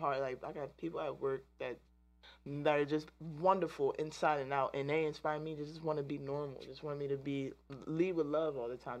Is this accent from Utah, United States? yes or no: no; DMV area, Virginia, United States; I'm from Virginia and born and raised in the DMV area